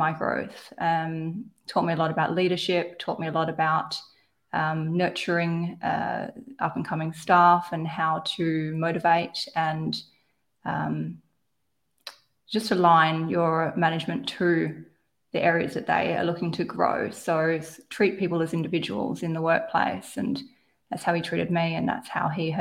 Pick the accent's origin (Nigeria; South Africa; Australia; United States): Australia; Perth, Western Australia; I'm from Perth, you know. I'm from Subiaco. That's where I grew up